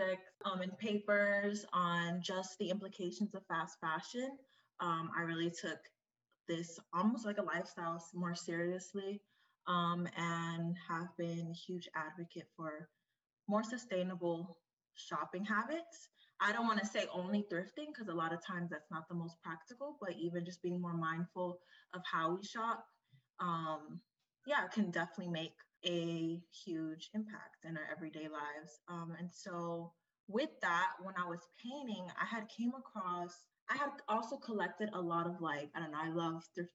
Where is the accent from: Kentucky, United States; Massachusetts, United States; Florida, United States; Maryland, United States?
Florida, United States; Kissimmee; now in Washington, D.C., United States; I'm originally from Florida, Kissimmee, Florida, but I reside in DC right now